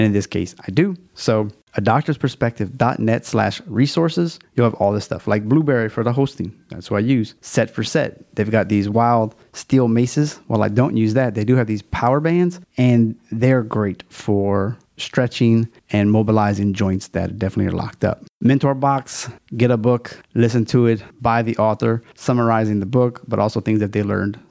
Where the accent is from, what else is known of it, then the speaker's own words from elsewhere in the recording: Louisiana, United States; It's my home state